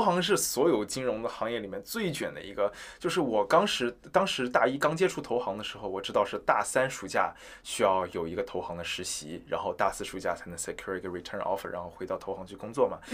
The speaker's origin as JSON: {"language": "Chinese", "town": "Wuxi", "region": "Jiangsu", "country": "China", "tie": "born or raised there", "moved": "as an adult", "lives_now": "Los Angeles, United States", "said": "我是比较属于土生土长的这个无锡人嘛，就是二线城市长大的小孩子"}